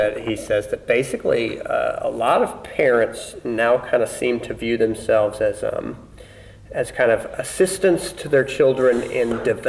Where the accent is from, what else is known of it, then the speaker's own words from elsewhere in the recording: Southern Illinois, United States; I mean, Southern Illinois. I mean, it's a town of 9,000